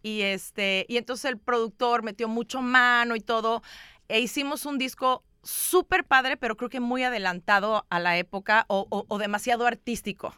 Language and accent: Spanish; Mexico; also born or lived in Chicago; vengo de México